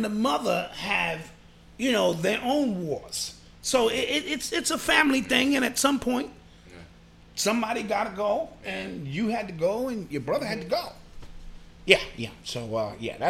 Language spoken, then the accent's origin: English; New York City, New York, United States; I'm from the Boogie Down Bronx